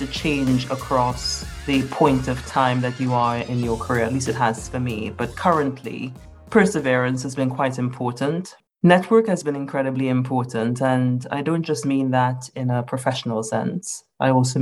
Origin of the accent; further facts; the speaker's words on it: Trinidad & Tobago; now in United Kingdom; I consider myself to be a Trinidadian. So I grew up in Trinidad and Tobago.